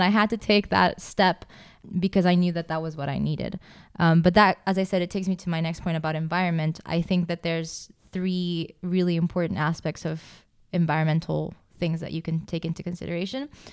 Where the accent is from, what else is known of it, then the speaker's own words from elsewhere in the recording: Costa Rica; now in Prague, Czech Republic; I'm from Costa Rica